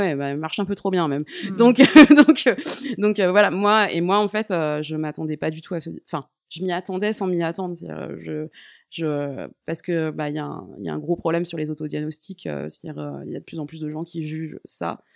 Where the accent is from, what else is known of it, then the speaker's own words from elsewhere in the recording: Paris, Île-de-France, France; moved away as an adult; also born or lived in Toulouse; je suis une vraie parisienne